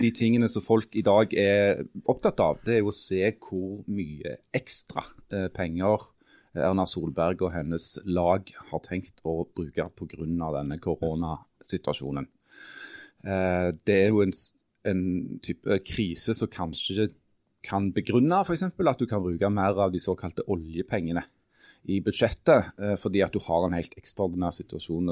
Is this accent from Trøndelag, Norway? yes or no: no; Stavanger, Rogaland, Norway; moved away